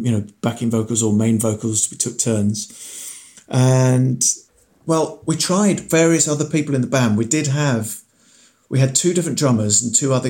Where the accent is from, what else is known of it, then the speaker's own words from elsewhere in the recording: Farnham, South East England, United Kingdom; also born or lived in Aldershot; we were living in Farnham at the time, Farnham in Surrey. I was born in Aldershot, down the M3